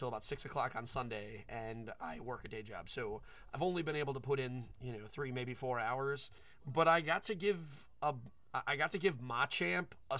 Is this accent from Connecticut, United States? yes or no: yes; Connecticut, United States; moved away; I'm from Connecticut